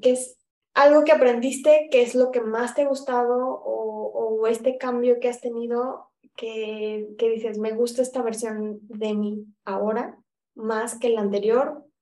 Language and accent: Spanish; Guadalajara, Jalisco, Mexico; yo soy de Guadalajara